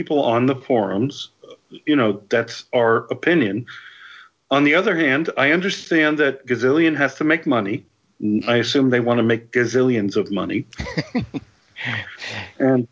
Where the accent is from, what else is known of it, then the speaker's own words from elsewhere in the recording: New York City, New York, United States; now in Florida, United States; I was born and raised in Brooklyn, New York.